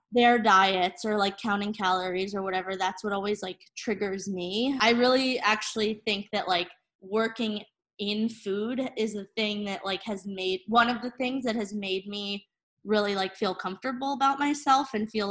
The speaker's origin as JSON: {"language": "English", "region": "New Jersey", "country": "United States", "also_born_or_lived": "Portland, Maine", "moved": "yes", "lives_now": "Brooklyn, United States", "said": "I'm originally from New Jersey."}